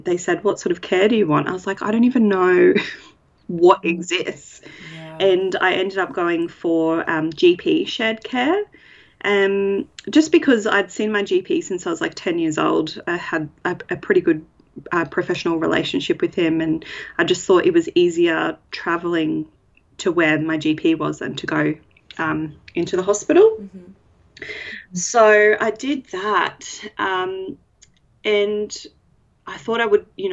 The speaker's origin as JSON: {"language": "English", "town": "Brisbane", "region": "Queensland", "country": "Australia", "said": "I'm from Brisbane, north side of Brisbane."}